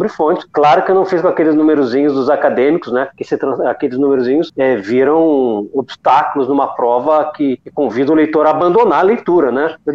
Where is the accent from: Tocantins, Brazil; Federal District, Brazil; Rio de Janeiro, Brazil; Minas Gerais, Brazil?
Rio de Janeiro, Brazil; accent: gaúcho; Apesar desse meu sotaque sem vergonha de gaúcho, eu sou